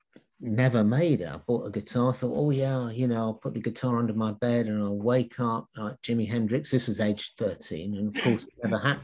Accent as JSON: {"language": "English", "region": "London", "country": "United Kingdom", "tie": "born or raised there", "said": "I was brought up in London"}